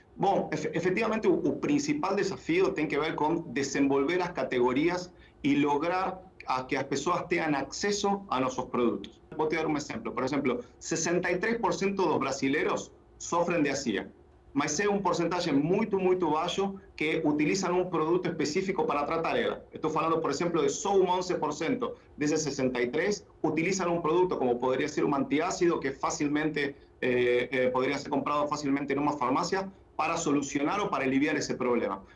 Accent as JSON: {"language": "Portuguese", "country": "Argentina", "also_born_or_lived": "England", "accent": "portunhol", "second_language": "Portuguese", "moved": "as an adult", "lives_now": "Brazil", "said": "Eu sou eu sou da Argentina."}